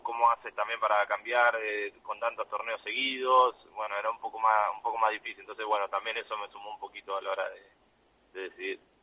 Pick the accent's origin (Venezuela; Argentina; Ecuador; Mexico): Argentina; a nosotros como argentinos